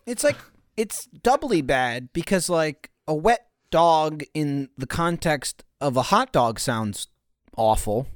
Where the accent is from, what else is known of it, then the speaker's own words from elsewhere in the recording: East Coast, United States; moved away; I grew up on the East Coast